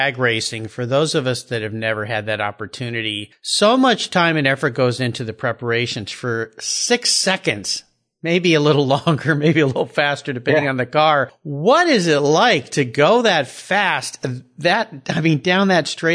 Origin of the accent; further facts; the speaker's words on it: Southern California, United States; when I was a kid growing up in Southern California